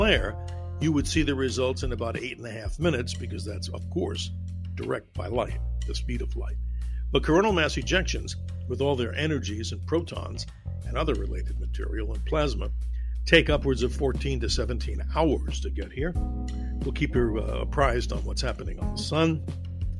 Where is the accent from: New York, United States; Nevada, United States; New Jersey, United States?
New York, United States; I'm a New Yorker